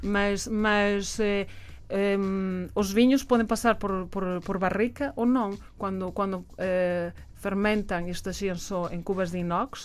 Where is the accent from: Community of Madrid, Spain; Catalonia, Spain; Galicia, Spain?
Galicia, Spain; Portuguese is a second language; moved away as an adult; also born or lived in La Rioja / Douro / Alentejo; now in Portugal; eu sou da Galícia, depois fui, fui eh, estudar a, a, Rioja, depois fui viver